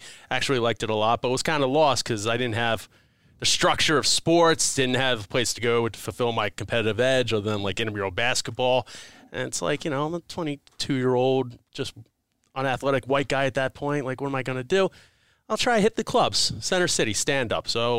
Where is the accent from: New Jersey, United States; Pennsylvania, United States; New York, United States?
Pennsylvania, United States; Malvern; I grew up in Malvern